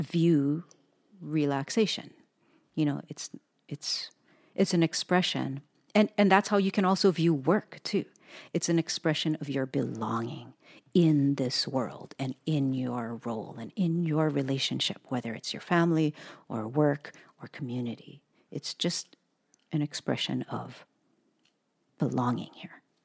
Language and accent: English; United States; grew up in the United States of America